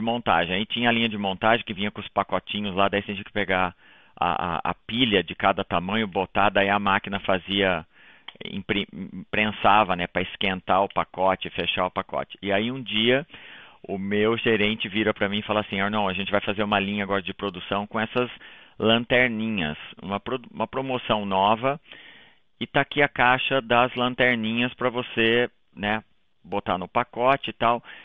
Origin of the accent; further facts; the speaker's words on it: Taquarituba, São Paulo, Brazil; moved away as an adult; now in Toronto, Canada; Eu sou de Taquarituba, como você falou, no interior de São Paulo, uma cidadezinha lá